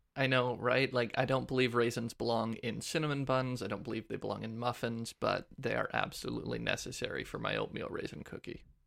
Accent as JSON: {"language": "English", "town": "Ladysmith", "region": "British Columbia", "country": "Canada", "tie": "born or raised there", "also_born_or_lived": "Saskatchewan", "moved": "yes", "lives_now": "Ottawa, Canada", "said": "I was raised in B C"}